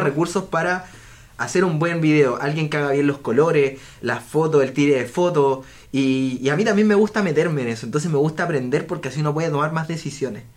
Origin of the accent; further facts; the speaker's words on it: Viña del Mar, Valparaíso, Chile; moved away; yo soy de Viña del Mar y vivo en la playa